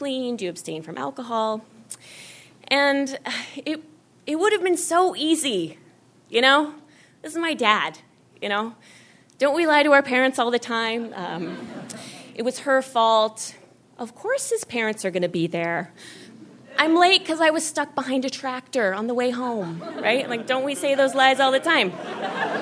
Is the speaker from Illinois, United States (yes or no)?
no; Jerome, Idaho, United States; I grew up in Idaho